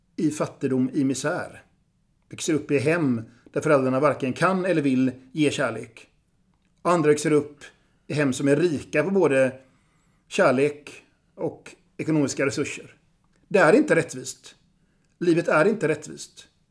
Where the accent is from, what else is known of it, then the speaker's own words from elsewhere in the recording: Gothenburg, Västra Götaland, Sweden; also born or lived in Vilhelmina (Southern Sami ancestry); Jag är göteborgare